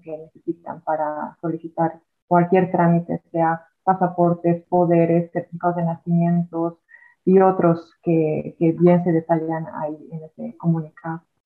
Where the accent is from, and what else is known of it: Bolivia; now in Ireland